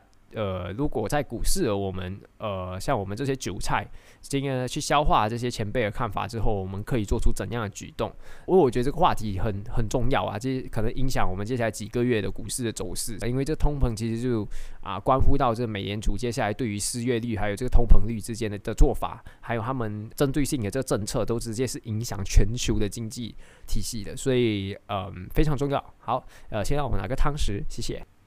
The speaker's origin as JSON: {"language": "Chinese", "country": "Malaysia", "said": "我们都知道，身为马来西亚人，接下来可能会有啊好几个政治动荡"}